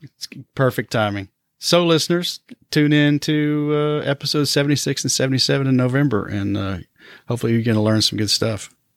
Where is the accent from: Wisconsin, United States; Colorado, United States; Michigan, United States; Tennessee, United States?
Tennessee, United States; Johnson City; moved away; Johnson City, Tennessee, which is my hometown